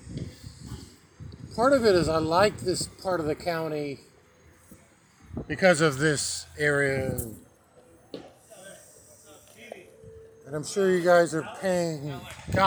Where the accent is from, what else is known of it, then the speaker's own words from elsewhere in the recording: Nebraska, United States; moved away; I'm from Nebraska